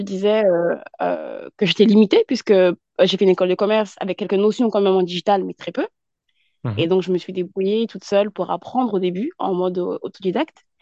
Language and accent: French; France; also born or lived in Yvelines; je suis basée en France et je suis née en France, issue de la communauté, en tout cas malienne, euh, et j'habite dans les Yvelines